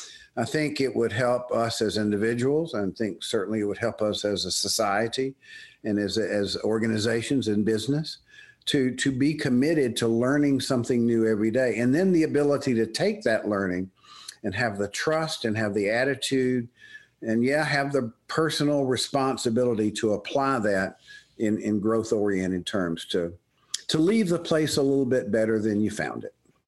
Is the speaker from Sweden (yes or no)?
no; the South, United States; accent: Southern; now in State College, United States; I'm moving my family, my life, my family, and my Southern accent to State College, Pennsylvania